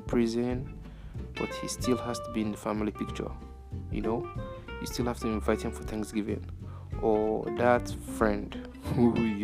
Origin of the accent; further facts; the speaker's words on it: Nigeria; I'm Nigerian.